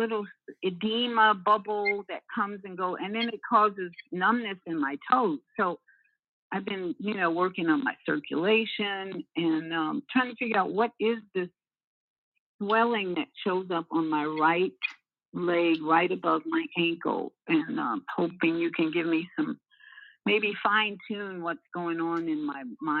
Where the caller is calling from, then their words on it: Florida, United States; Grand Rising, Jody. This is … in Florida.